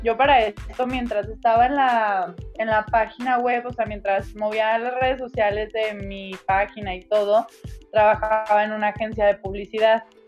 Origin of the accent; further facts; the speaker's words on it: Guadalajara, Jalisco, Mexico; yo soy orgullosamente tapatía